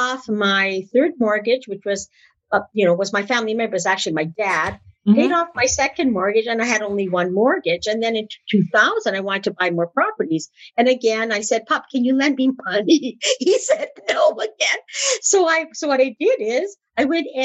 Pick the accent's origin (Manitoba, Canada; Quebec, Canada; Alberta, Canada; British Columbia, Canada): Manitoba, Canada; moved away; also born or lived in Ontario; I'm originally from Manitoba. I'm a Westerner